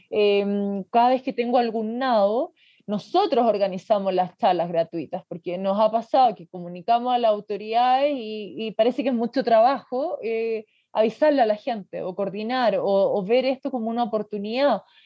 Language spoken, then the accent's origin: Spanish; Magallanes and Chilean Antarctica, Chile; yo soy de acá, yo soy de Magallanes